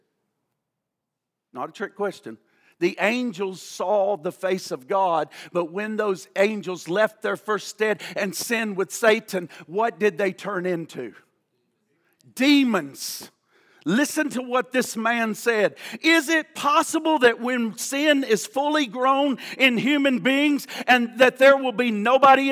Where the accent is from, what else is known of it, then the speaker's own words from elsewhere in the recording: the Bible Belt, United States; growing up in the Bible Belt